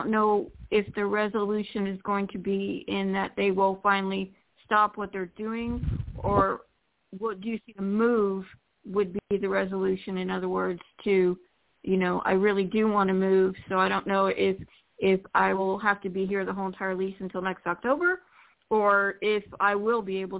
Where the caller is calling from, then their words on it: Florida, United States; from Florida, and happy holidays first.